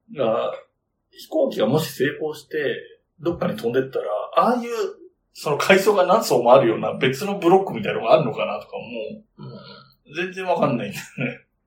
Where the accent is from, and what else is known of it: Yamanashi, Japan; born or raised there